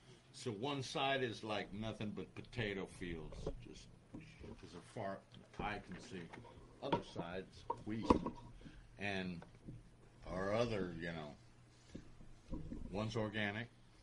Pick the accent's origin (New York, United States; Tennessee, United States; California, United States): California, United States; born there; I was born in Northern California. Joined the military. I left Northern California. Went overseas my whole career. Lived every continent. Came back. To the family. I'm back in Southern California.